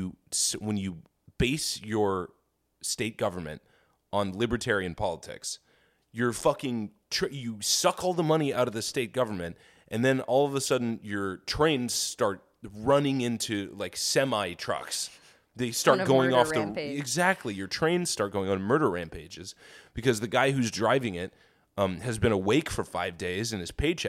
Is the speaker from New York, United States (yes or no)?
yes; New York, United States; Dude, I grew up in New York in the 50s.